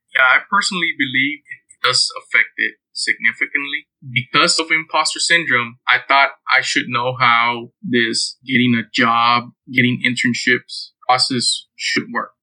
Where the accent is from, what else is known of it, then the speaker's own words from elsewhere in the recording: Houston, Texas, United States; I'm originally from Houston, Texas. I was born and raised here in Houston.